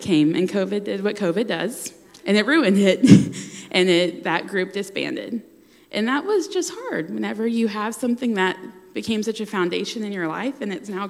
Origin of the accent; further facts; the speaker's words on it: the South, United States; Growing up in the South, you have friends that go to church